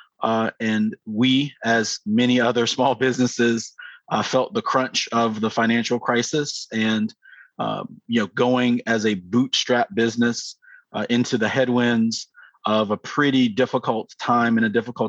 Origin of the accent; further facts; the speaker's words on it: Atlanta, Georgia, United States; also born or lived in United Kingdom / Chicago; I am originally from Atlanta, Georgia